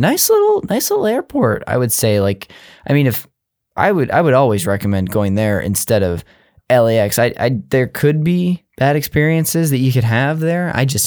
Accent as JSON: {"language": "English", "town": "Modesto", "region": "California", "country": "United States", "said": "I'm from the Central California area, Modesto, if you've heard of it."}